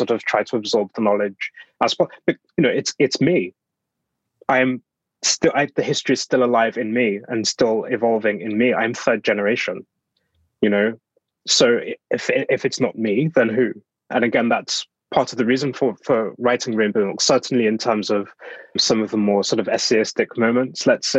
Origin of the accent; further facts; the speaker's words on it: Black Country, West Midlands, United Kingdom; now in London, United Kingdom; I'm from the Black Country, which is an area in the West Midlands